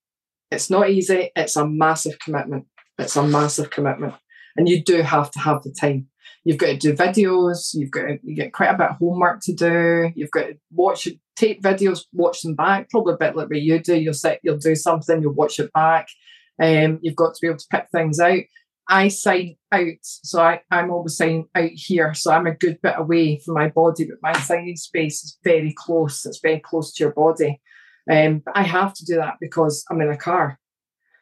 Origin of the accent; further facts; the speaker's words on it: Scotland, United Kingdom; Now, I'm Scottish